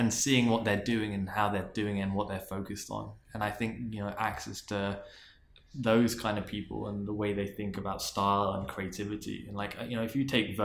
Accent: London, United Kingdom; moved away; I was from London and I was born in Queen's Park

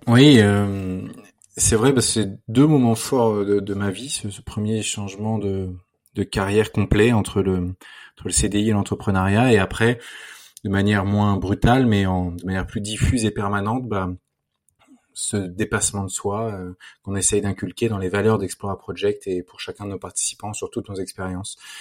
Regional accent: Versailles, Île-de-France, France; j'ai grandi à Versailles dans un environnement assez privilégié

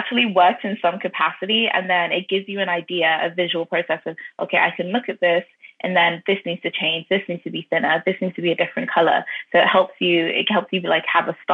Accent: Ireland; also born or lived in London, United Kingdom / North London; London born, but I was raised in Ireland as well

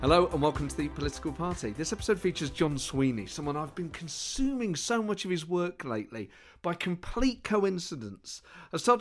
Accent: Nottingham, East Midlands, United Kingdom; The East Midlands. I'm from Nottingham.

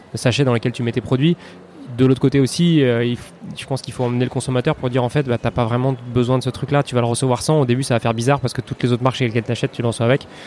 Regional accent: Paris, Île-de-France, France; je suis parisien, j'ai 34 ans

